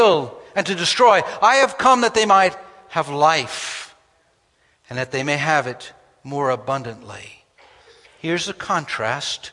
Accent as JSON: {"language": "English", "region": "New York", "country": "United States", "tie": "born or raised there", "said": "When I grew up in New York, I attended a grammar"}